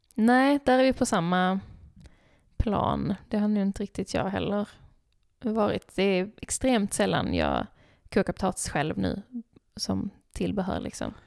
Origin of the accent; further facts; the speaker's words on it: Skåne, Sweden; jag är skåning